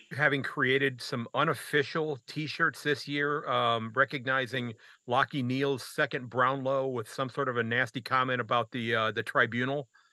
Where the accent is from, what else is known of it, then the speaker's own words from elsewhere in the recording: United States; as an American